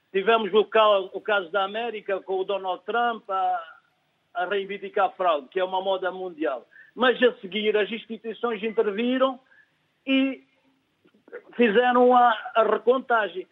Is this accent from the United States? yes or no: no; Lunda Norte, Angola; eu sou angolano, também sou da Lunda Norte, lá da terra dos Manangana.